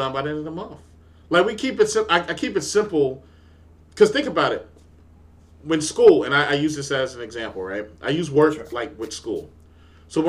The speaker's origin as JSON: {"language": "English", "region": "New York", "country": "United States", "tie": "born or raised there", "said": "I grew up in New York"}